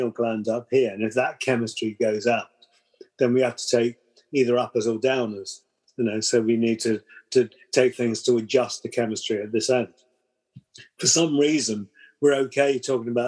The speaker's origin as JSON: {"language": "English", "country": "United Kingdom", "said": "we're British"}